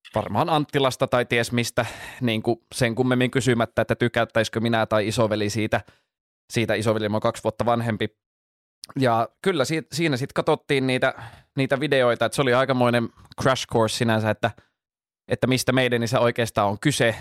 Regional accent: Jyväskylä, Central Finland, Finland; moved away as an adult; now in Helsinki, Finland; 25 vuotta siellä asuin, mutta nyt muutin tuohon Itä, Itä-Pasilaan puolitoista vuotta sitten

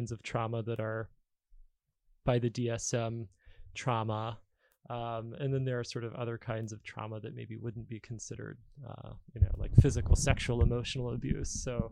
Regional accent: Alabama, United States; moved away; I grew up in Alabama, and you know, back there, if you were the kid in therapy, you'd get made fun of.

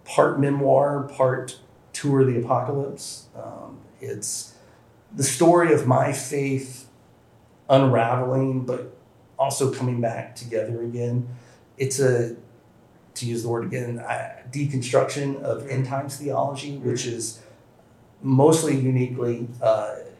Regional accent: Nashville, Tennessee, United States; I born and raised in the South, Nashville, Tennessee

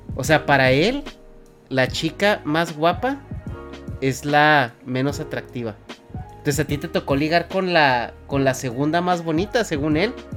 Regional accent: Mexico; yo de México

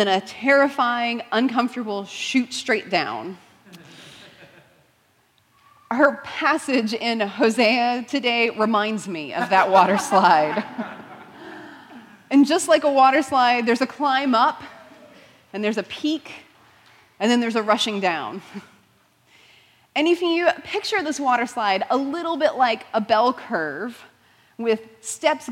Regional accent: Houston, Texas, United States; I grew up in Houston, so still general Texas area

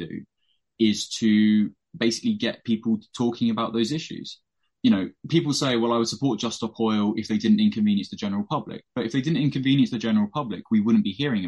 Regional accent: United Kingdom; being British

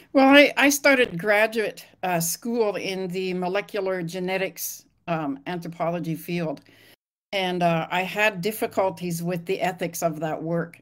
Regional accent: Lillooet, British Columbia, Canada; moved away as an adult; I grew up in Lillooet, British Columbia, in Canada, and I was about to leave my hometown

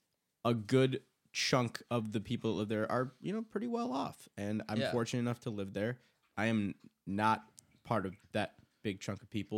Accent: Huntington Woods, Michigan, United States; Huntington Woods, Michigan, my hometown.

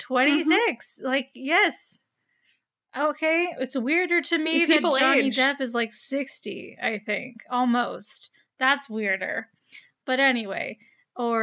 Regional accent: United States; I'm dumb American.

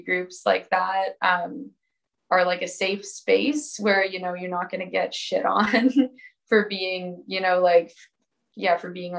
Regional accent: New Westminster, British Columbia, Canada; moved away as an adult; also born or lived in Bellingham, Washington; now in Squamish, Canada; I'm originally from the Vancouver area, New Westminster to be exact. For the last few years before moving to Squamish, I was living in Bellingham, Washington, going to school at Western Washington University.

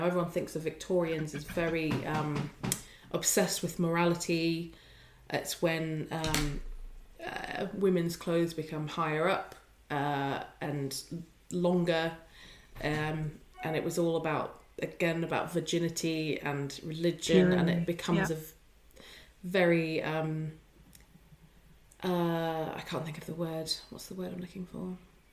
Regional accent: United Kingdom; we're British

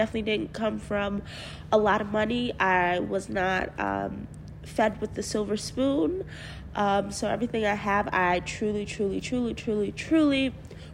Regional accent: Mount Vernon, New York, United States; I am from Westchester County. I actually grew up in Mount Vernon.

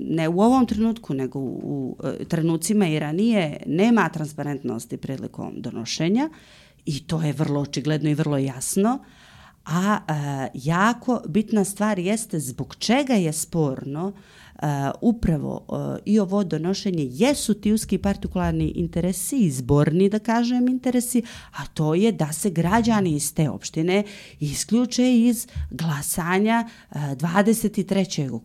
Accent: Montenegro

